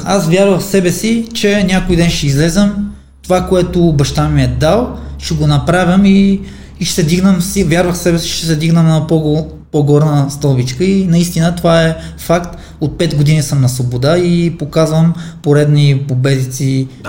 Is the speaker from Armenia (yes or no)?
yes; Armenia; now in Bulgaria; Роден съм в Армения, аз съм тук един чужденец, не съм българин